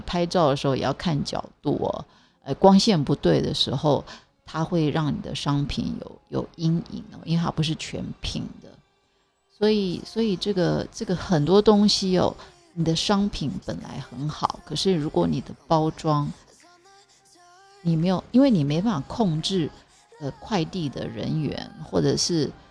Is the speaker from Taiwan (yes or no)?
yes; Zhudong, Hsinchu County, Taiwan; also born or lived in Taipei; 所以就把我送到 呃，新竹竹东，哦，我们是客家人